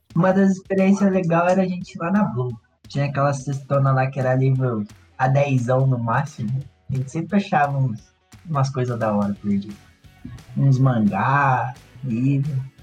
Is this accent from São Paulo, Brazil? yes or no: no; Ibaiti, Paraná, Brazil; moved away as an adult; also born or lived in Curitiba; eu cresci em Ibaiti, uma cidade pequena